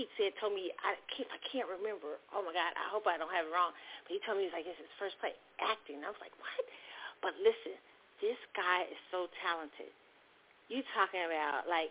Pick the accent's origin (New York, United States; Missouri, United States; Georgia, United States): Missouri, United States; Kansas City; where I grew up in Kansas City